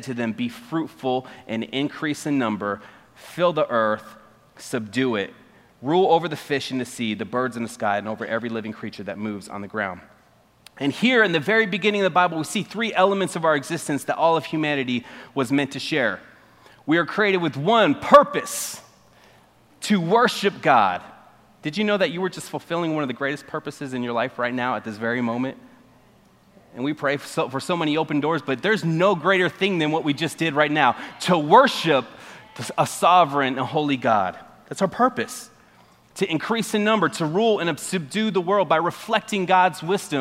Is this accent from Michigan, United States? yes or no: no; Arizona, United States; moved away; I'm from Arizona. That's the West Coast, and it's a lot different from this side